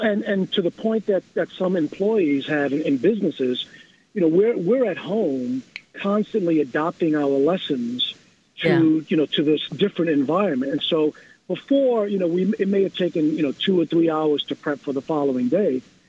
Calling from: New York City, New York, United States; I'm calling from New York City.

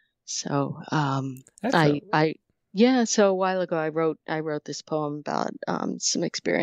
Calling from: Montpelier, Vermont, United States; Vermont. Montpelier, Vermont.

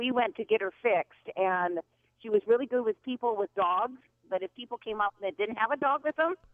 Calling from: Kennewick, Washington, United States; Hi, I'm calling from Kennewick, Washington.

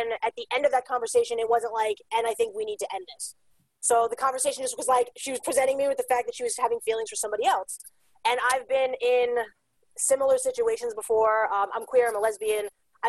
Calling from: New York City, New York, United States; I am calling in from Staten Island, New York. We're the smallest of the five boroughs of New York City.

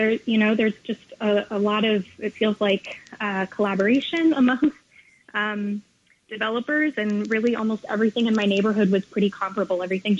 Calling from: New York City, New York, United States; I'm calling from the Lower East Side of Manhattan.

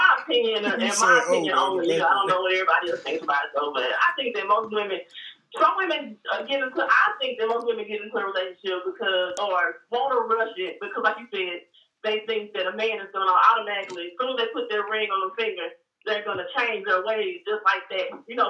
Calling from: Dallas, Texas, United States; I'm calling from Dallas.

